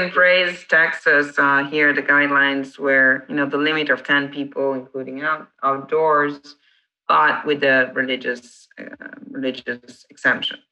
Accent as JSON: {"language": "English", "country": "Italy", "second_language": "English", "moved": "yes", "lives_now": "United States", "said": "I'm the Italian"}